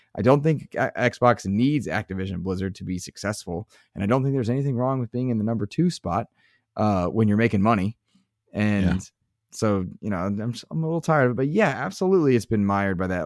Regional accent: United States; for being American

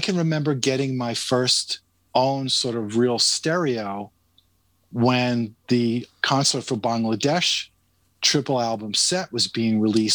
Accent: New York, United States; I grew up in New York, so we had WABC AM

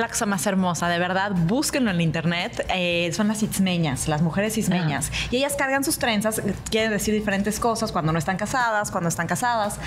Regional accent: Mexico; no parezco mexicana

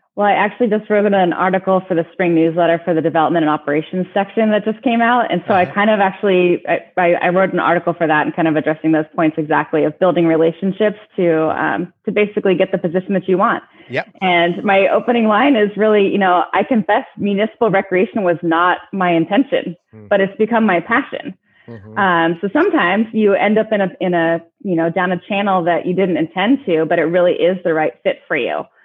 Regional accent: Marin County, California, United States; also born or lived in Benicia; I grew up in Marin County, so I'm living and working in the same county that I grew up in.

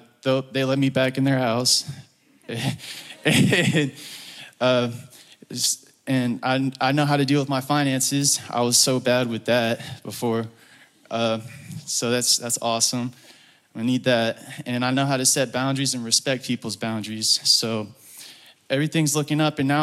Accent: Woodstock, Georgia, United States; I'm from Woodstock, Georgia

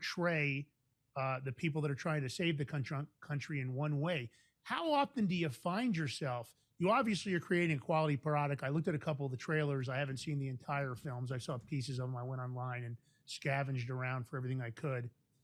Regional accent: New York City, New York, United States; also born or lived in Westchester County, New York; We grew up in New York, Fordham Road in the Bronx and Westchester County later

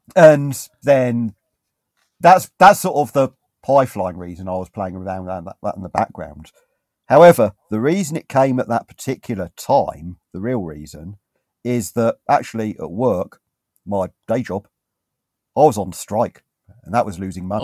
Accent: United Kingdom; I'm British

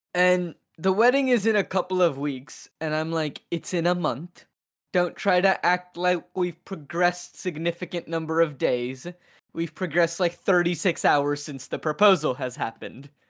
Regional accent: Seattle, Washington, United States; moved away; I'm from Seattle

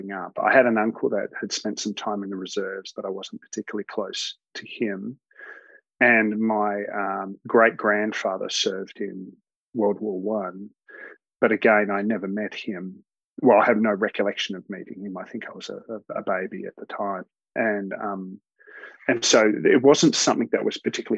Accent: Melbourne, Victoria, Australia; also born or lived in Alice Springs / Ballarat; I grew up in a mix of places. Started off in Alice Springs, where my parents were teachers, and then we moved down to Melbourne. Did most of my schooling down in Melbourne

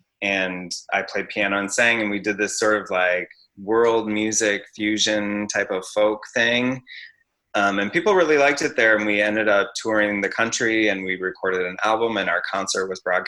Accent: Iowa, United States; moved away as an adult; also born or lived in Japan; now in New York, United States; So I grew up in Iowa. After I graduated, I just wanted to get out and get somewhere bigger and be around people who are more like me, you know? So I moved to New York and lived here

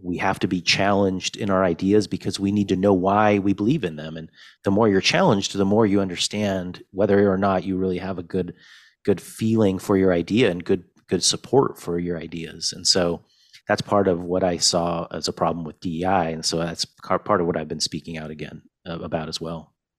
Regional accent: Fresno, California, United States; also born or lived in Wrocław, Poland / Chicago, Illinois; eventually I grew up in Fresno, California.

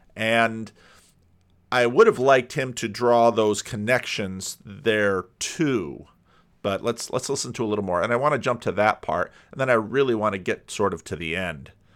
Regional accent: Paterson, New Jersey, United States; moved away as an adult; also born or lived in Grand Rapids, Michigan / Dominican Republic / Sacramento, California; I grew up on the East Coast, just outside of New York City

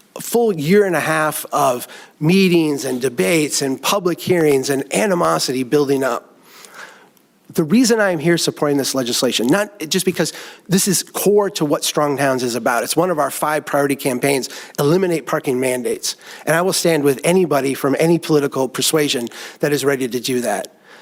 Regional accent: Minnesota, United States; I am a Minnesotan

